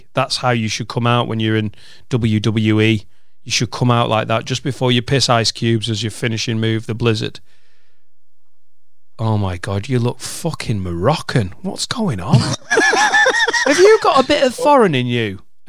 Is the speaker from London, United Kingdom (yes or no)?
no; Newcastle upon Tyne, North East England, United Kingdom; Newcastle upon Tyne.